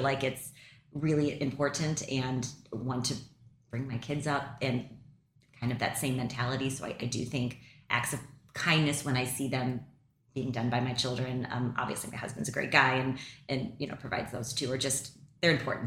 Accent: St. Louis, Missouri, United States; my hometown

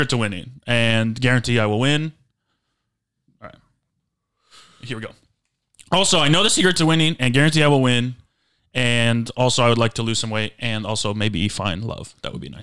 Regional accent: Grand Rapids, Michigan, United States; also born or lived in San Diego, California; now in Los Angeles, United States; I'm originally from Grand Rapids, Michigan

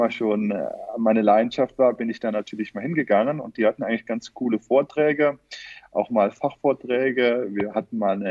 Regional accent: Ulmen, Rhineland-Palatinate, Germany; Aus Ulmen, Rheinland-Pfalz.

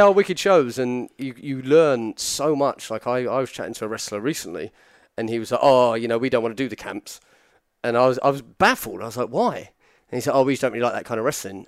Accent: near Petersfield, South East England, United Kingdom; to say I'm from Petersfield is just like a blatant lie

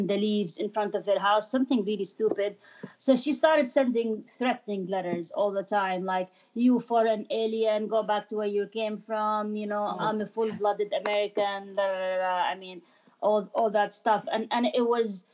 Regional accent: Jordan; first language Arabic; English is a second language; moved away as an adult; also born or lived in Amman, Jordan / Kuwait / London, United Kingdom; now in Rockville, United States; growing up in Jordan, and Jordan is pretty, it's not that diverse

